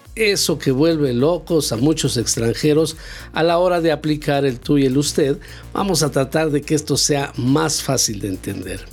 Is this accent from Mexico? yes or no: yes; Mexico; nosotros como mexicanos